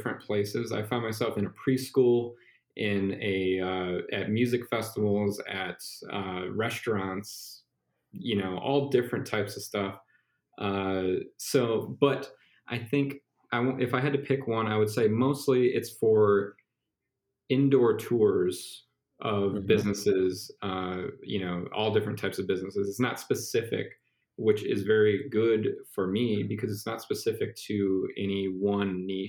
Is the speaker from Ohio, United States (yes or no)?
yes; Cleveland, Ohio, United States; I'm from Cleveland.